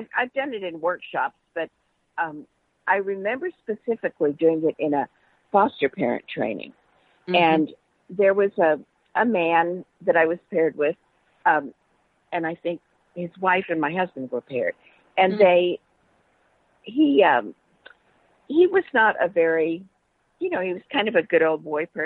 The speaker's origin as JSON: {"language": "English", "town": "Vancouver", "region": "British Columbia", "country": "Canada", "tie": "born or raised there", "moved": "yes", "lives_now": "Texas, United States", "said": "I grew up a lot in Vancouver, which is very British."}